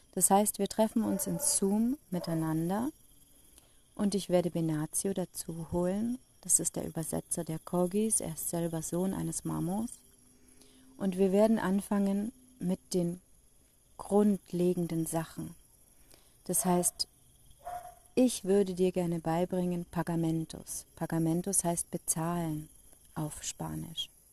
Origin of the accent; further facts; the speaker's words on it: Germany; Ich komme aus Deutschland